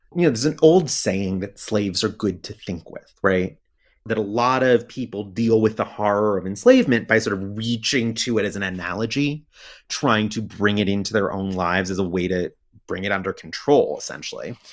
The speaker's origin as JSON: {"language": "English", "country": "United States", "said": "I'm American"}